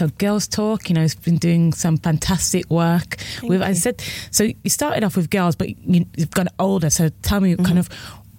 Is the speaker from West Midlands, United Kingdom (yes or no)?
yes; Birmingham, West Midlands, United Kingdom; moved away as an adult; now in London, United Kingdom; I'm from Birmingham as well.